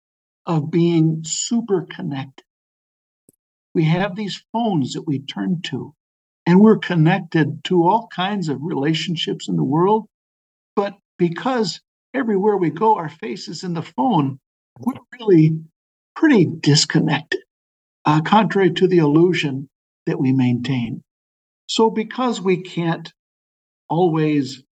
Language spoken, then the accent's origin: English; Waukesha, Wisconsin, United States; I was born in Waukesha, Wisconsin